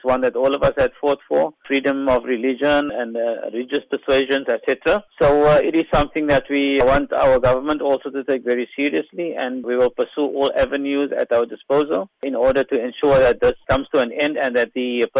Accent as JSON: {"language": "English", "country": "South Africa", "said": "We are an intrinsic part of the South African community, South African citizens, and we are proud to be South African"}